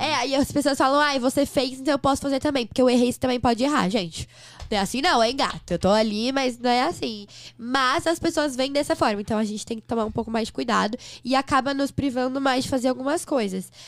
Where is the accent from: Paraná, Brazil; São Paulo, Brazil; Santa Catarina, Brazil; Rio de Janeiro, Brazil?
São Paulo, Brazil; Em São Paulo, sou de São Paulo. Nasci aqui no, na Vila Mariana